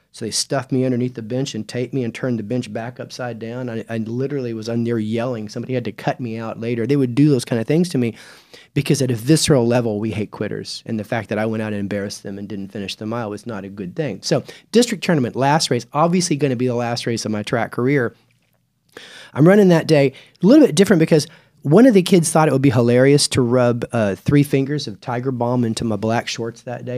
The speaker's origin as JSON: {"language": "English", "town": "Clovis", "region": "New Mexico", "country": "United States", "tie": "born or raised there", "also_born_or_lived": "Lubbock, Texas", "said": "I was born in Lubbock, raised in Clovis. That's eastern New Mexico."}